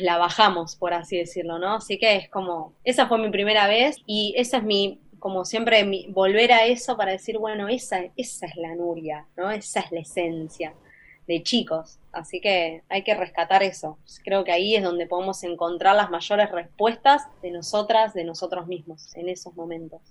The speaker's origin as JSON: {"language": "Spanish", "region": "Buenos Aires", "country": "Argentina", "said": "como Argentina"}